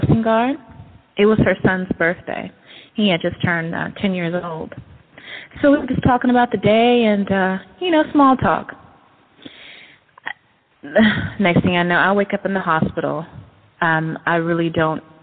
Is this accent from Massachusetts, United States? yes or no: no; Berkeley, California, United States; also born or lived in Oakland, California / San Francisco, California; now in Pittsburg, United States; I'm actually from Berkeley, but been around Oakland, San Francisco, and the city